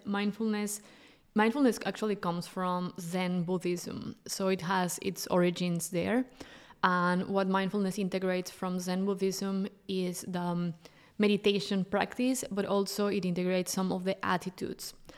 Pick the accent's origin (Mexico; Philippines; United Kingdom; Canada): Mexico; moved away as an adult; now in Europe; I'm originally from Mexico and I moved to Europe six years ago